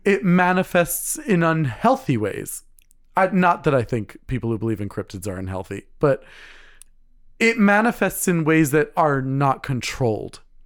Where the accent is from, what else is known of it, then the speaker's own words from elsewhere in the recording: United States; I'm American, but, uh, you know, my, my heritage is Scottish